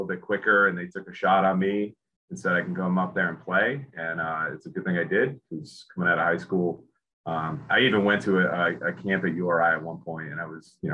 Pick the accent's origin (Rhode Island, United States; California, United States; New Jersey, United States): Rhode Island, United States; Lincoln; I grew up in Lincoln, Rhode Island